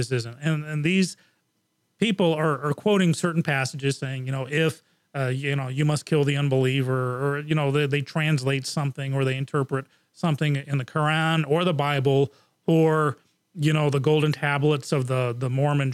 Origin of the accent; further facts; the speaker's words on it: England, United Kingdom; moved away; I grew up in England, and that was in the 70s and the early 80s